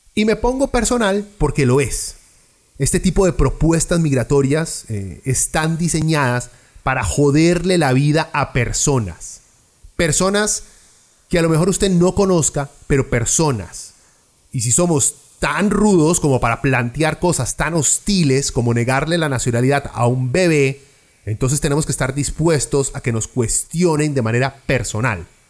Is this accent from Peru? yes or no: yes; Lima, Peru; now in Costa Rica; yo nací en Perú, en Lima. Soy peruano, con pasaporte peruano y residencia tica. Tengo más de 25 años de vivir en este país.